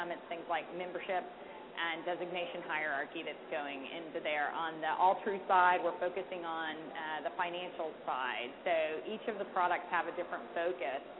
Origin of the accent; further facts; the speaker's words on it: the South, United States; I'm from the South